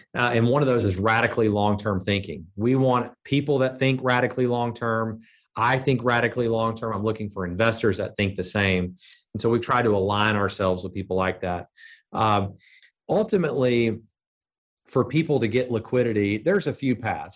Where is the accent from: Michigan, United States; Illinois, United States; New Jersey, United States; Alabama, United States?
Alabama, United States; Birmingham; I was from Birmingham.